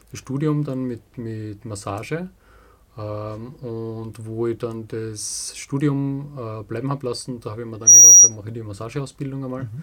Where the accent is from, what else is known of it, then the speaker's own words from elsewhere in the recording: Ettendorf, Styria, Austria; Äh, das, ist, das wird niemand kennen, das ist äh, Ettendorf, das ist ein kleines Dorf äh, in der Nähe von Steins, das ist ein bisschen bekannter. Steins ist so 20 Kilometer südlich von Graz.